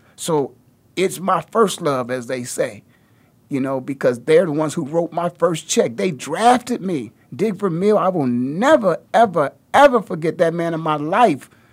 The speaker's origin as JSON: {"language": "English", "town": "Canton", "region": "Ohio", "country": "United States", "tie": "born or raised there", "also_born_or_lived": "Philadelphia", "moved": "as an adult", "said": "I was just born and raised in the Hall of Fame city, one hour down the road. in Canton, Ohio"}